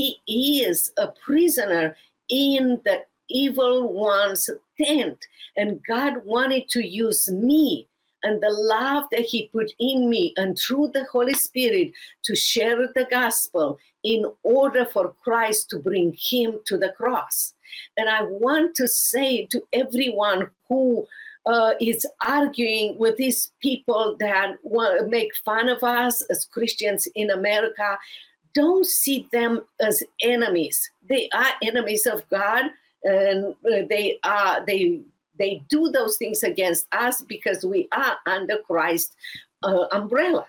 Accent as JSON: {"language": "English", "country": "Romania", "moved": "as an adult", "lives_now": "United States", "said": "from overseas, Romania."}